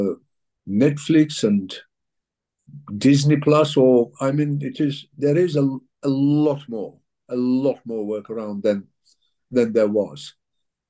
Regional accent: Turkey; also born or lived in England; now in United Kingdom; I was born in Turkey, so I'm also a Turkish citizen

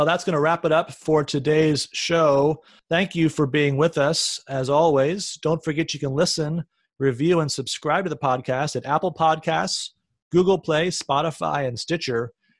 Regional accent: London, United Kingdom; now in New York, United States; I was born in North London, just a short distance from White Hart Lane.

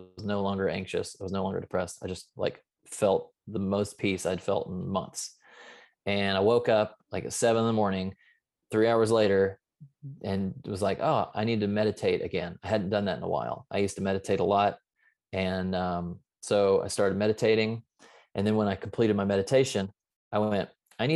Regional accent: the South, United States; I was raised in the South

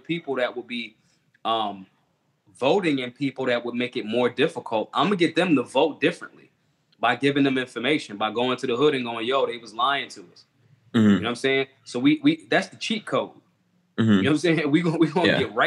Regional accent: Philadelphia, Pennsylvania, United States; I am from Philly

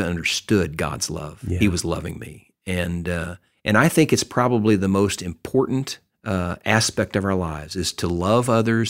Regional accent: Texas, United States; I grew up in Texas

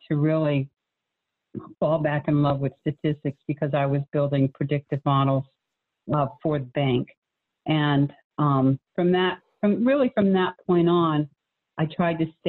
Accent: New England, United States; moved away as an adult; now in Charlotte, United States; I was from New England

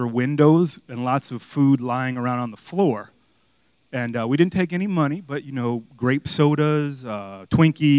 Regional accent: Miami, Florida, United States; moved away; growing up in Miami

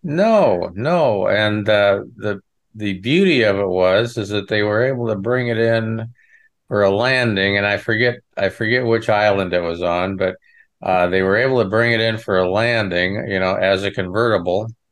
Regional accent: Western Nebraska, United States; I'm from the Midwest. I, you know, I'm, was born in Western Nebraska on a ranch

